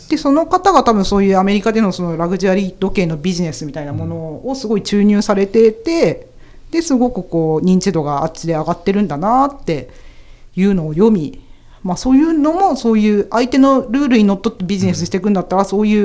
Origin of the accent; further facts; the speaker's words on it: Aichi, Japan; born there; 私愛知県生まれの民だからさあ